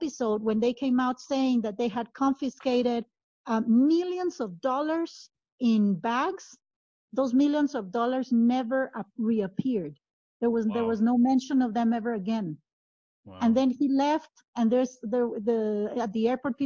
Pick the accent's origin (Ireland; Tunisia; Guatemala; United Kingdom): Guatemala; moved away; also born or lived in Italy; I moved back to Guatemala from Italy